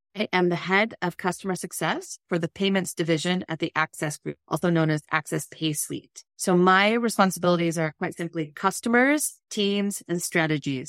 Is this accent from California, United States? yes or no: yes; California, United States; I grew up in California